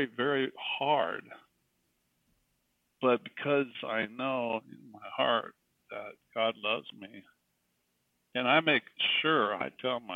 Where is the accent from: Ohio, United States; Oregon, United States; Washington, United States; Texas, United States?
Oregon, United States; Brownsville; also born or lived in San Diego, California; I grew up in Brownsville, Oregon, big town, Brownsville